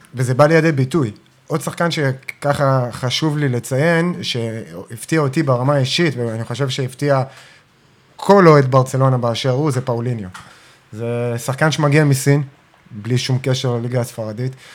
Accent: Ashdod, Southern District, Israel

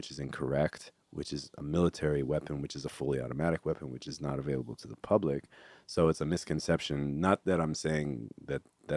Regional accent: California, United States; I'm from California

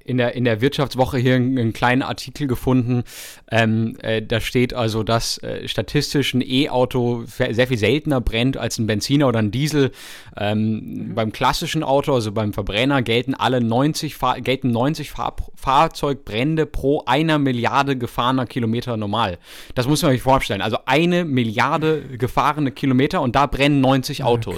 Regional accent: Freiburg, Baden-Württemberg, Germany; in der Nähe Nähe von Freiburg, da wo ich herkomme

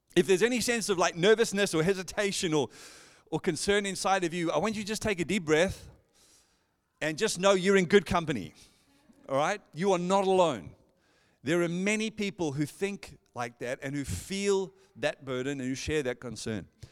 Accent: Johannesburg, Gauteng, South Africa; moved away as an adult; now in Perth, Australia; born and raised in Johannesburg, South Africa, and moved here in, oh, two thousand seven with my wife

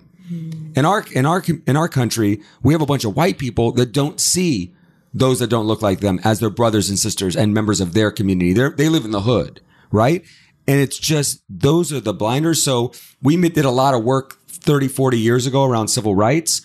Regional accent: Atlanta, Georgia, United States; I grew up in Atlanta

